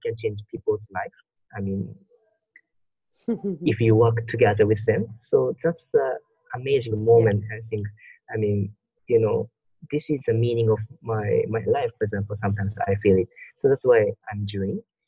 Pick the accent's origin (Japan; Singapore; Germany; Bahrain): Japan; I was born in Japan